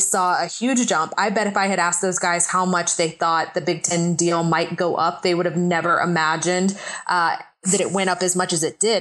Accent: Atlanta, Georgia, United States; moved away as an adult; I grew up in Atlanta

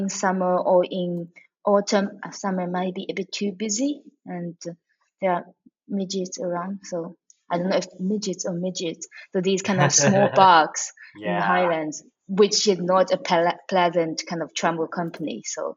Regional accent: China; English is a second language; moved away as an adult; also born or lived in London; now in Stirling, United Kingdom; my area back in China. Yes, if anyone knows about the Lake Tai near the Jiangsu province next to Shanghai, that's where we have a third biggest freshwater lake in China. So we're around that, and we're a bit hilly next to it. We're to the south side of the lake

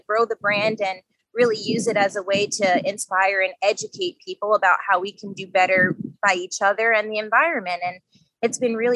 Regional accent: Long Island, New York, United States; growing up on Long Island

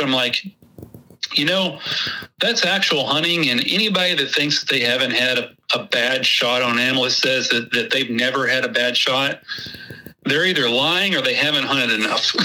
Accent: Texas, United States; accent: Texas; my Texas accent

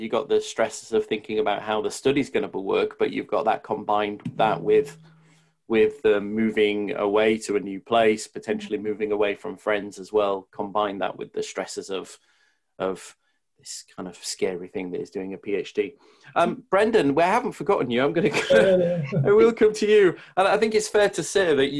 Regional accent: Leeds, Yorkshire and the Humber, United Kingdom; accent: Yorkshire; moved away as an adult; also born or lived in Oxford / the south of England; I'm from Leeds. I've lived in the south. Oh, I've been moving to Oxford when I was 18

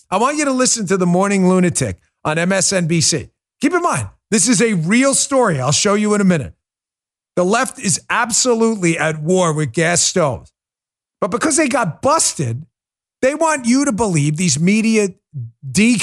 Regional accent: New York, United States; moved away as an adult; also born or lived in Maryland; I grew up in New York

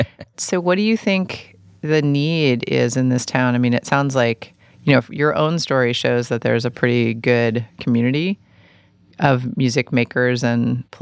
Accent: New York City, New York, United States; now in Portland, United States; I grew up in New York

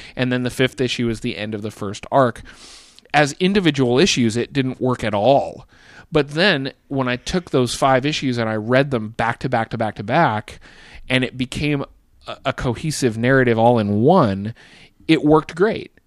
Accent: Bend, Oregon, United States; Bend, Oregon, which is the town that I grew uh, that I graduated high school from

